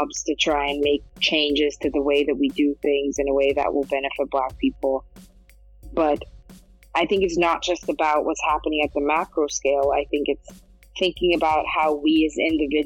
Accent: Switzerland; moved away; I grew up in Switzerland

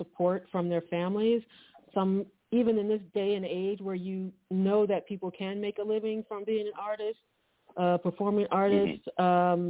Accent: Philadelphia, Pennsylvania, United States; I'm from Philadelphia

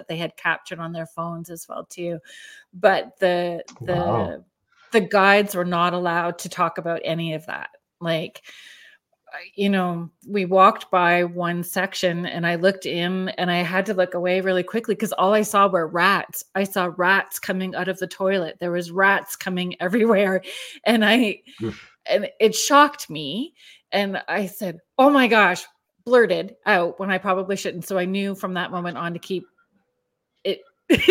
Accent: Sault Ste. Marie, Ontario, Canada; I'm from Sault Ste. Marie.

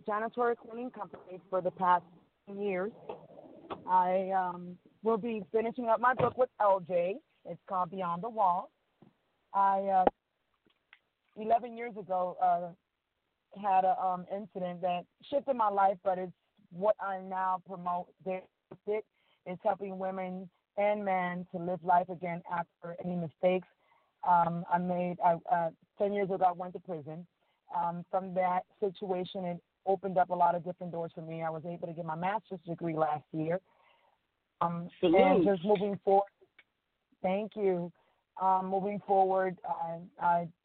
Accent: Miami, Florida, United States; moved away as an adult; also born or lived in Dominican Republic; now in Georgia, United States; I'm from Dominican Republic. I was raised in Miami. And moved to Georgia in 2003

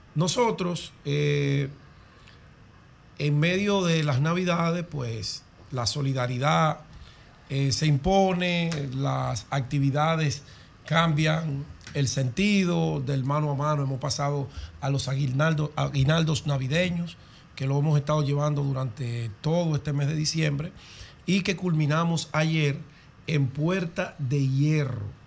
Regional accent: Dominican Republic; mi pueblo dominicano

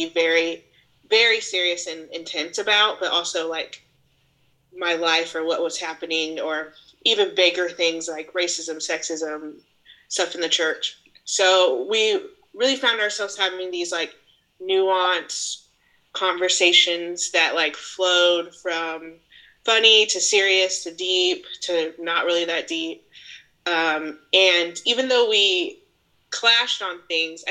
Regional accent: Kansas, United States; moved away; also born or lived in the South; my roots are from Kansas

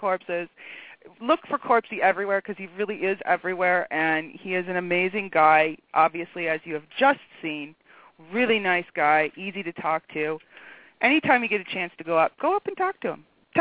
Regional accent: United States; now in Ontario, Canada; Being an American in Canada

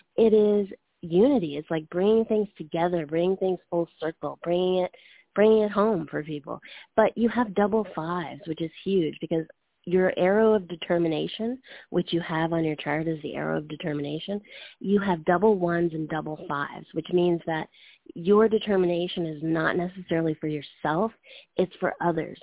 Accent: Canada; moved away; I'm from Canada

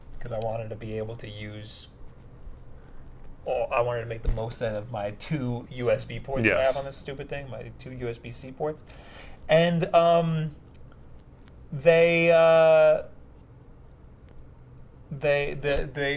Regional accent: New York, United States; we're from New York

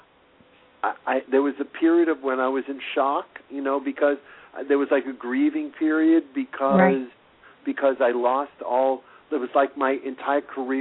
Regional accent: Boston, Massachusetts, United States; moved away as an adult; also born or lived in New York; My heart is in New York, and it's where I was raised in Boston, but I grew up in New York

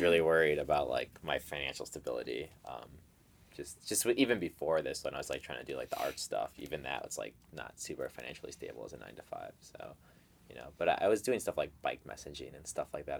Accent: Chicago, Illinois, United States; I was born in Chicago

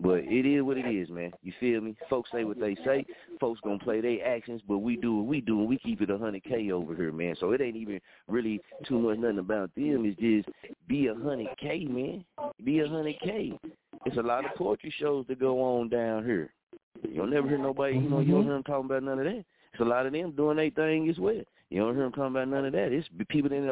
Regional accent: Muskogee, Oklahoma, United States; moved away as an adult; I'm born and raised in Muskogee, Oklahoma

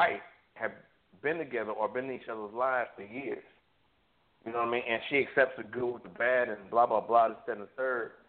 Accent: New York City, New York, United States; also born or lived in Harrisburg, Pennsylvania; now in Atlanta, United States; I'm South Jamaican Queens born and bred

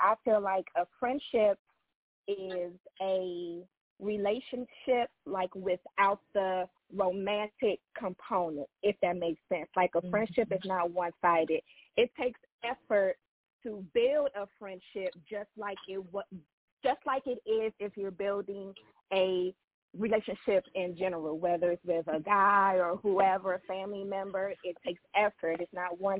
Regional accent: Silver Spring, Maryland, United States; I am from Silver Spring, Maryland, also known as part of the DMZ.

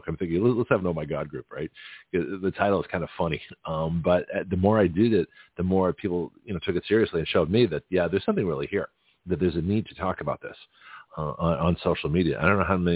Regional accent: Lexington, Massachusetts, United States; I grew up around Boston in Lexington

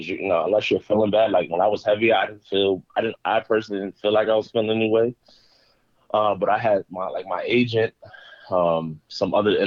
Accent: Uniondale, New York, United States; moved away as an adult; now in Philadelphia, United States; I grew up in Uniondale, New York, so that's Long Island. We're basically in Nassau County

